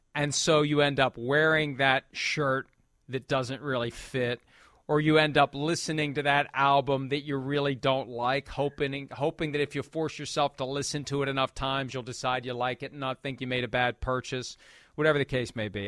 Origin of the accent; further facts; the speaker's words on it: Bellaire, Ohio, United States; moved away; also born or lived in West Virginia; I was born in Ohio